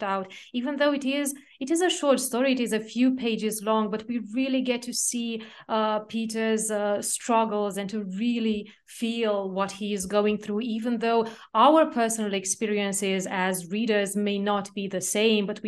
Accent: Romania; where I grew up in Romania

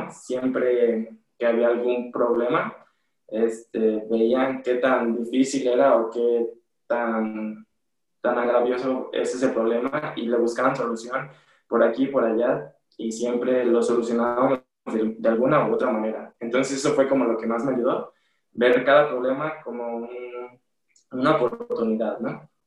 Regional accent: Guadalajara, Jalisco, Mexico; Y bueno, cuando me fui de, de Guadalajara a la Ciudad de México a buscar una mejor estabilidad en cuestiones de la escuela, del deporte, porque aquí ya se me estaban complicando un poquito las cosas en cuestiones económicas y igual la familia un poquito.

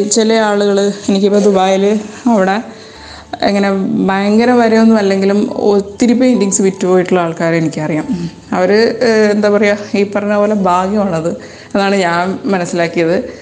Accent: Malayali, Kerala, India; moved away as an adult; also born or lived in United Arab Emirates; നമ്മൾ മലയാളികളാണെങ്കിൽ

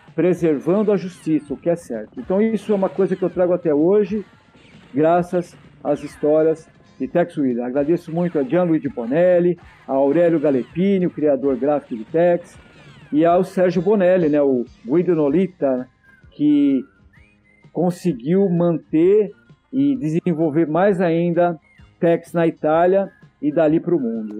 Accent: Santo André, São Paulo, Brazil; eu morava em Santo André, na cidade onde eu nasci

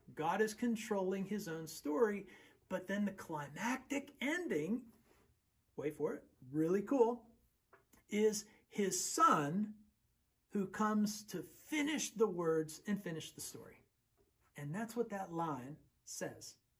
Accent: Western Pennsylvania, United States; also born or lived in Texas; I was raised in Western Pennsylvania, and most of my family's in Western Pennsylvania, but I was born in Texas

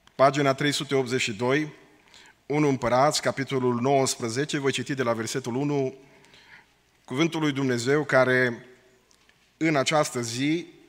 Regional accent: Romania; now in Portland, United States; suntem români

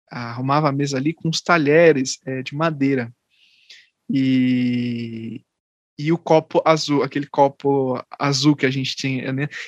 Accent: Pernambuco, Brazil; e eu sou pernambucano.

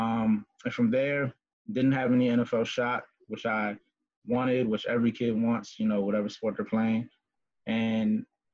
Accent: Woodbridge, Virginia, United States; I grew up in Woodbridge, Virginia with my brother and my mother and my grandmother

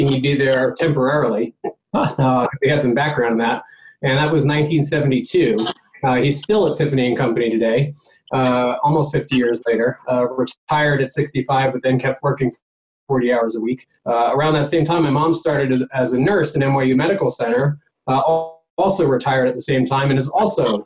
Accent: New York, United States; I was born in Manhattan in mid late 70s

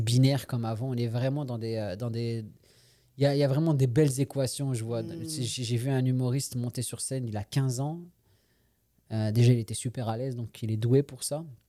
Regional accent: France; moved away as an adult; also born or lived in Paris / Quebec; now in Montreal, Canada; je suis né en France, j'ai grandi en France

